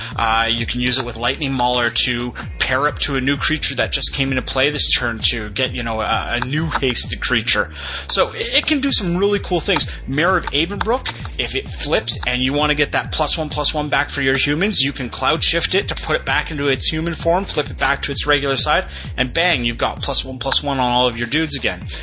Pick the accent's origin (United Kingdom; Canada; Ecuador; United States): Canada; Edmonton, Alberta; my hometown of Edmonton, Alberta